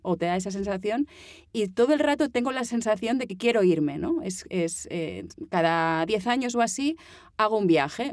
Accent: Mallorca, Balearic Islands, Spain; accent: Mallorcan; moved away as an adult; now in Barcelona, Spain; yo me fui de Mallorca tenía que irme de Mallorca

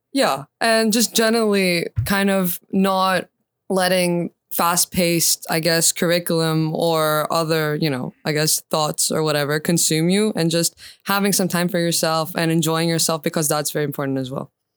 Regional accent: Attica, Greece; I went to kindergarten in the southern suburbs of Attica

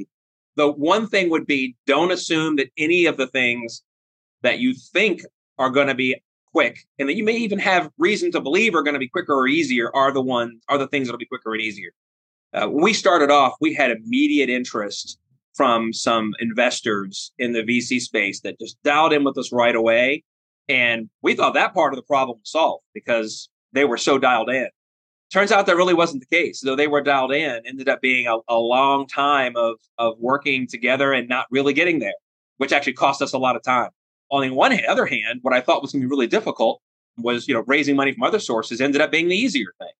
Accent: Annapolis, Maryland, United States; moved away as an adult; now in Ohio, United States; I'm an Annapolis native, born and raised in Annapolis

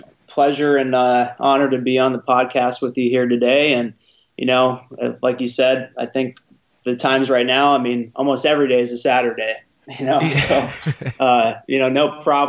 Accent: San Francisco Bay Area, California, United States; also born or lived in Kansas; I grew up here in the San Francisco Bay Area. I currently reside here as well, and grew up in a pretty good baseball area, good talent pool for recruiting.

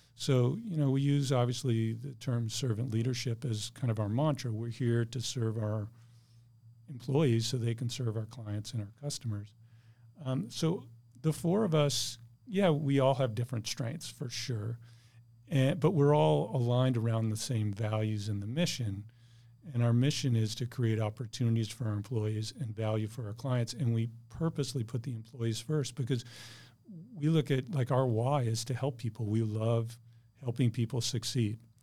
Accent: Bloomfield, Connecticut, United States; moved away as an adult; now in San Diego, United States; I grew up in a small town called Bloomfield, Connecticut

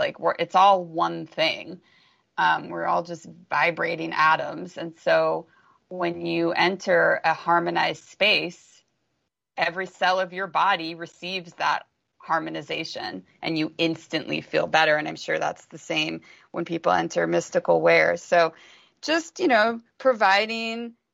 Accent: Los Angeles, California, United States; I don't even know if I'm going to be able to stay here, even though that saddens me since this just happens to be my hometown

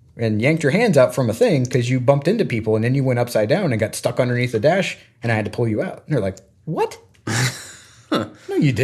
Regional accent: Florida, United States; I mean, growing up in Florida, our school and none of the schools around us, even though we grew up like on the beach, like no one had a swim team.

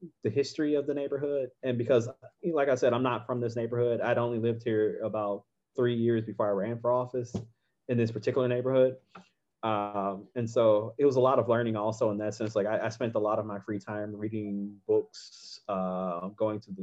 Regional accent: Midwest, United States; moved away as an adult; now in Boston, United States; I'm from the Midwest originally

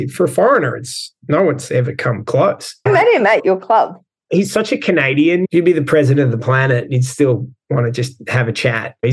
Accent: Melbourne, Victoria, Australia; moved away as an adult; also born or lived in Shanghai, China / Hong Kong; I'm from Melbourne

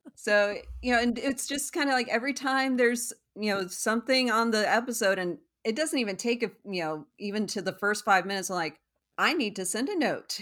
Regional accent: Parker, Colorado, United States; moved away as an adult; also born or lived in Aurora, Colorado / Evanston, Illinois / Houston, Texas; I am originally from Colorado

